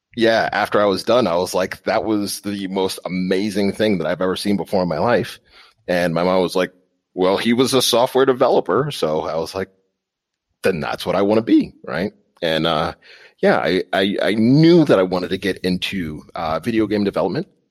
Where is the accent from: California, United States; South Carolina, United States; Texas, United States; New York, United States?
New York, United States; Long Island; moved away as an adult; now in Pittsburgh, United States; I'm actually from New York, all the way out on Long Island, New York